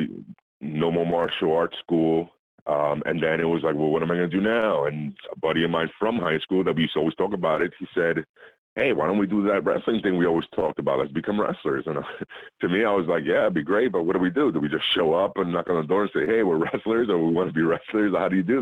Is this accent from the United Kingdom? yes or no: no; Puerto Rico; moved away; As a kid, I was raised in Puerto Rico